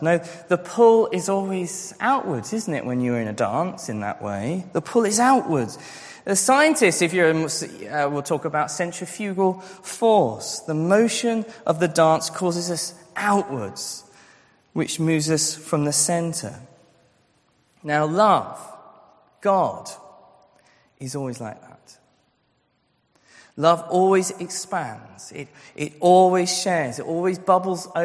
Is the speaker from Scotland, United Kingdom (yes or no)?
yes; Scotland, United Kingdom; I grew up in Scotland